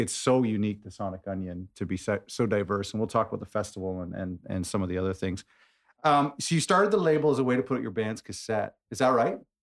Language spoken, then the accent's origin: English; Hamilton, Ontario, Canada; my hometown, Hamilton, Ontario